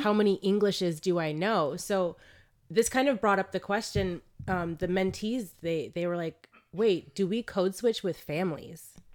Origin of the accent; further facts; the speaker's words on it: South Florida, United States; moved away; also born or lived in New York; I come from Florida